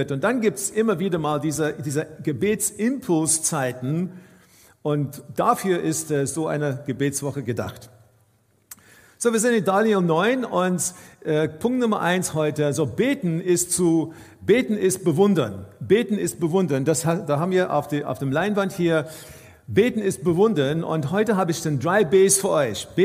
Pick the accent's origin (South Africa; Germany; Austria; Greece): South Africa; Ich bin aufgewachsen in Südafrika in einer, in einer Kirche und in unserer Kirche war es dann üblich, dass nur der Priester gebetet hat in einem Gottesdienst.